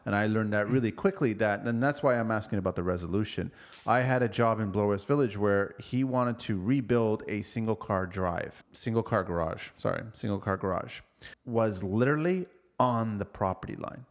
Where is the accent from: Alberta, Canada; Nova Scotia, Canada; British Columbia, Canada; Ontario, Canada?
Ontario, Canada; Toronto; we're from Toronto